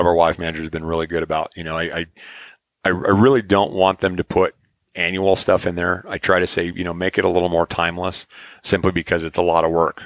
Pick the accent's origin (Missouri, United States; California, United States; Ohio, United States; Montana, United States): Montana, United States; moved away; I grew up next door in Montana